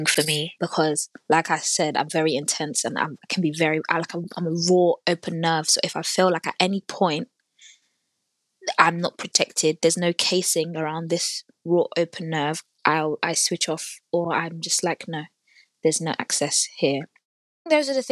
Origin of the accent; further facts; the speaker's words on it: Nigeria; also born or lived in North London; now in London, United Kingdom; I'm also Nigerian